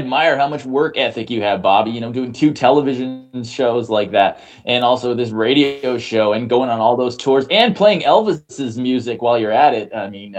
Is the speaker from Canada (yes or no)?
yes; Canada; I'm proudly Canadian, and I represent it all the time.